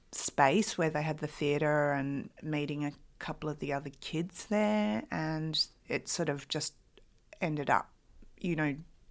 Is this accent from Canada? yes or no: no; Adelaide, South Australia, Australia; born there; I was born in Adelaide.